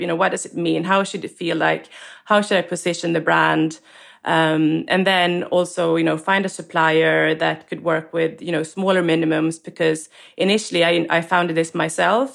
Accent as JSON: {"language": "English", "country": "Sweden", "tie": "born or raised there", "also_born_or_lived": "London, United Kingdom", "moved": "as an adult", "said": "I was born and raised in Sweden"}